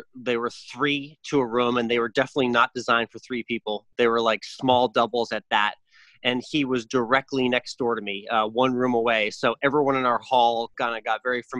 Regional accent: just outside Boston, Massachusetts, United States; growing up just outside the city of Boston

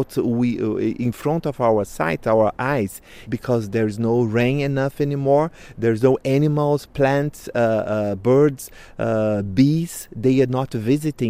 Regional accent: Brazil; I'm from Krenak people in Brazil, Vanuiri clan

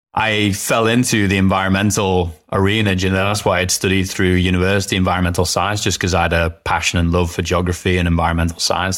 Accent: the Wirral, North West England, United Kingdom; moved away; Grew up on a little peninsula called the Wirral that is nestled between Liverpool and North Wales in England.

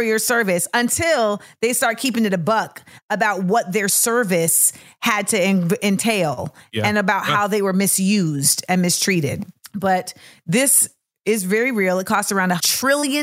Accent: United States; as an American

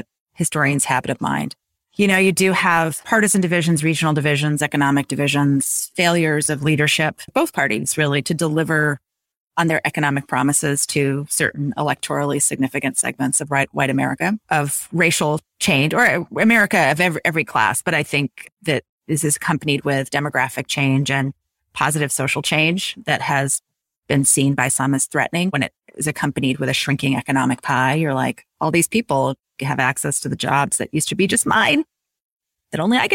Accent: Little Rock, Arkansas, United States; now in Seattle, United States; my hometown of Little Rock, Arkansas

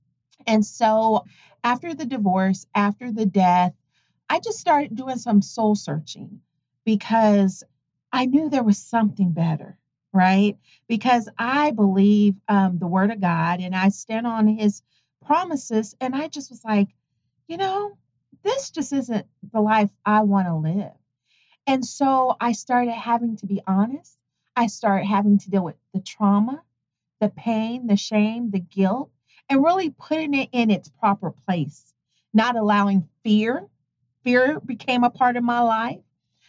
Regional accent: Tonganoxie, Kansas, United States; Tonganoxie, Kansas.

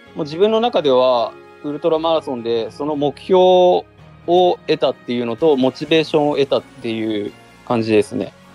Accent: Murakami, Niigata, Japan; 地元にある高田自衛隊っていうところに普通の部隊に入りました

